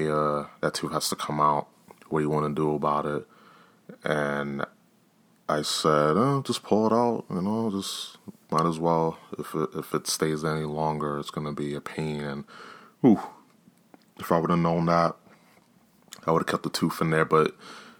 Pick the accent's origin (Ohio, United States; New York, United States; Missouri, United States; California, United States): New York, United States; us New Yorkers, you know, I'm here from New York